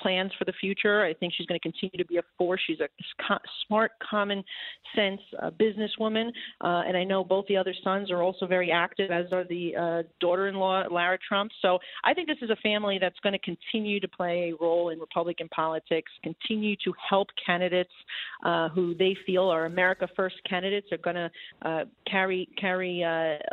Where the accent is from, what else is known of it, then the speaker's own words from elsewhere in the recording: New York, United States; As a New Yorker